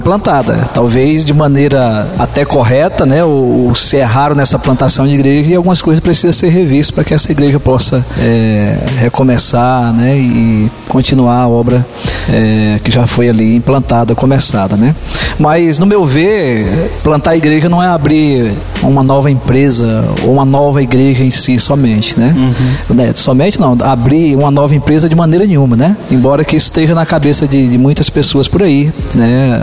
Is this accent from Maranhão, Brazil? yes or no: yes; Maranhão, Brazil; moved away as an adult; now in Penápolis, Brazil; somos lá do Nordeste, né? Do Maranhão e viemos para cá com esse propósito